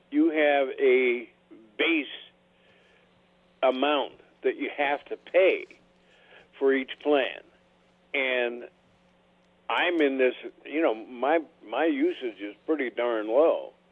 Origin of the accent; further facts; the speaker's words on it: Montana, United States; moved away; I'm from Montana.